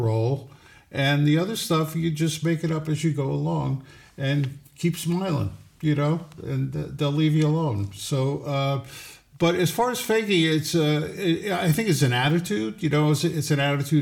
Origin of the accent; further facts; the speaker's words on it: Troy, New York, United States; moved away as an adult; now in West Hurley, United States; I was born in Troy, New York